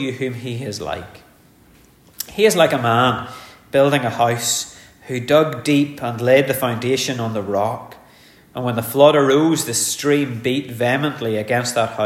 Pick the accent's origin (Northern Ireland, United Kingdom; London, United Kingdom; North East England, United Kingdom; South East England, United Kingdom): Northern Ireland, United Kingdom; Ulster; born an Ulsterman